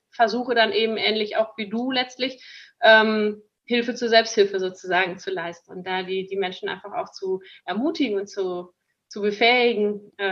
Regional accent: North Rhine-Westphalia, Germany; denn ich bin ja auf dem Bauernhof groß geworden, tatsächlich, in Münsterland

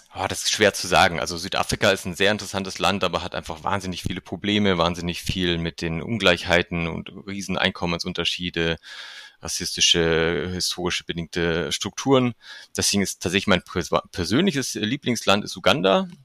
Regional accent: Germany; als Deutscher

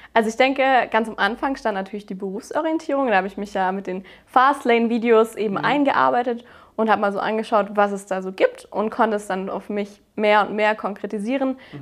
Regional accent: Baden-Württemberg, Germany; Ich habe eben mein Abitur auf dem Technischen Gymnasium gemacht. Das ist so eine Spezialform in Baden-Württemberg

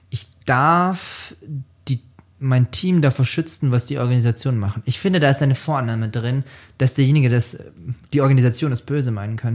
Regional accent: Bavaria, Germany; accent: Lower Franconian; Wie man mir vielleicht auch anhört, komme ich gebürtig aus Unterfranken

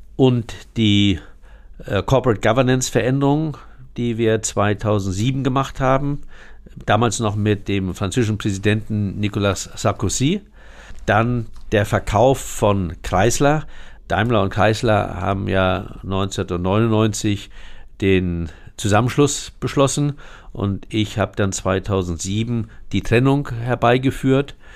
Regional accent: Hamburg, Germany; Moorburg, dort, wo ich geboren bin

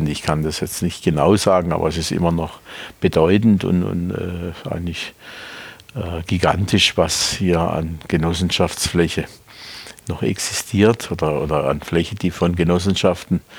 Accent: Baden-Württemberg, Germany; Der Kaiserstuhl ist meine Heimat. Im Sinne des Wortes, ich bin hier geboren äh, ich schlafe in dem Zimmer noch, wo ich geboren bin oder in dem ich geboren bin.

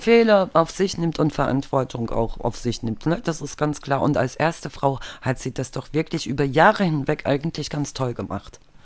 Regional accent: eastern Germany, Germany; Ich bin ja halt im Osten aufgewachsen

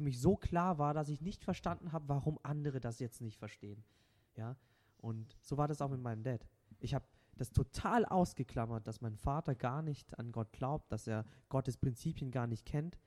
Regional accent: Baden-Württemberg, Germany; first language Vietnamese; German is a second language; now in Ladenburg, Germany; ich habe tatsächlich, bis ich drei Jahre bin, kein Wort Deutsch gesprochen

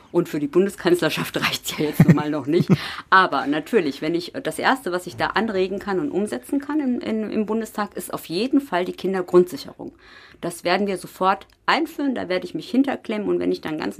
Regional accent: North Rhine-Westphalia, Germany; Siegen-Wittgenstein ist meine Heimat. Ich bin nach dem Studium wiedergekommen und ich lebe hier ganz bewusst

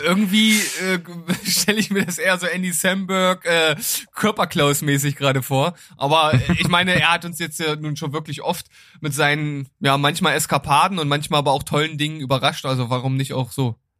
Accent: Lower Saxony, Germany; mein Heimatbundesland

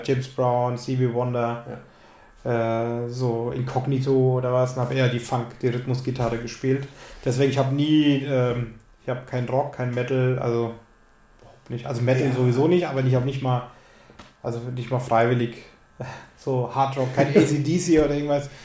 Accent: Lower Franconia, Bavaria, Germany; accent: rolling R; ich komme aus Unterfranken äh, habe ein rollendes R

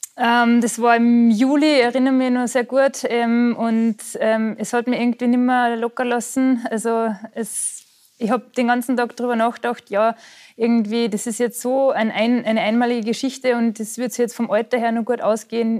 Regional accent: Austria; moved away as an adult; also born or lived in Allgäu, Bavaria; now in Germany

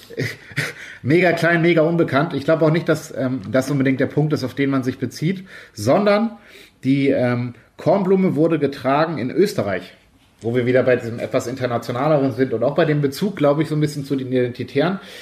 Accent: Schleswig-Holstein, Germany; Aumühle ist quasi um die, um die Ecke von meinem Heimatort in der Nähe von Hamburg

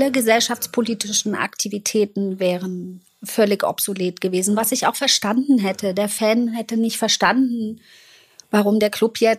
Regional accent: East Germany, Germany; ich bin in der DDR eben aufgewachsen mhm. und da war Leistungssport ja nochmal

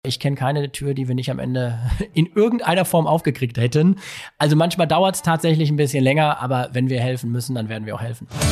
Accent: Bochum, North Rhine-Westphalia, Germany; ich bin Bochumer und ich lebe super gerne hier

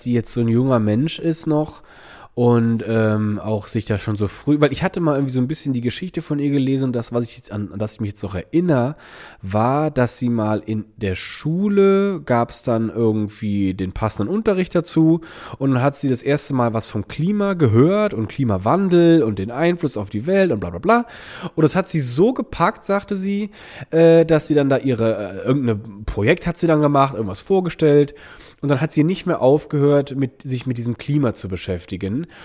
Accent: Germany; moved away; Rheinland-Pfalz und Nordrhein-Westfalen, weil es auch aus meiner Heimat, äh, in meiner Heimat passiert ist. Ich war aber selber gar nicht

